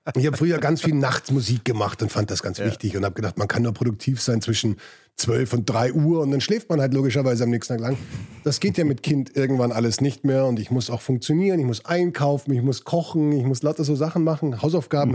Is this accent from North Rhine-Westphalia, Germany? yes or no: no; Munich, Bavaria, Germany; also born or lived in England / Spain; Ich bin in München aufgewachsen